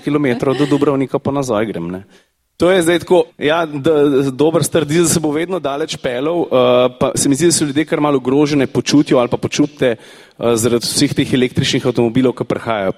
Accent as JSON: {"language": "Slovenian", "country": "Slovenia", "said": "Slovenci smo narod tehnične kulture"}